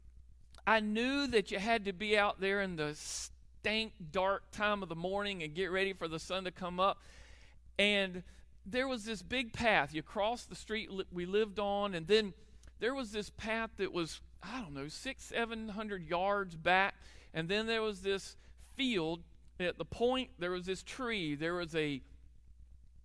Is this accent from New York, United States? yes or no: no; Charlotte, North Carolina, United States; moved away as an adult; also born or lived in Nashville, North Carolina; I grew up in Charlotte